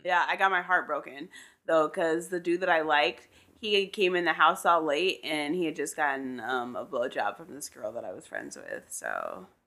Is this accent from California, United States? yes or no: yes; Southern California, United States; as a Southern California kid?